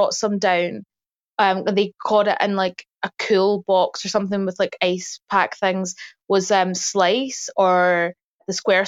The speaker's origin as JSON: {"language": "English", "town": "Port Glasgow", "region": "Scotland", "country": "United Kingdom", "tie": "born or raised there", "also_born_or_lived": "Greenock", "moved": "as an adult", "lives_now": "London, United Kingdom", "said": "I grew up, well, just beside that, actually, in Port Glasgow"}